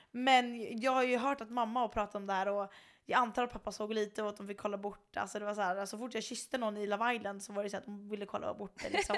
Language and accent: Swedish; Sweden; also born or lived in Chicago; hon och jag var ju svenskar